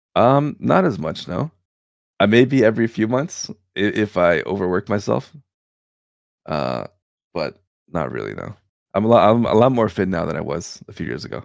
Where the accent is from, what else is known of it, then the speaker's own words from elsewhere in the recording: Canada; also born or lived in Serbia; I was born in Serbia. And then I moved over to Canada when I was two years old. So, yeah, I did grow up in Canada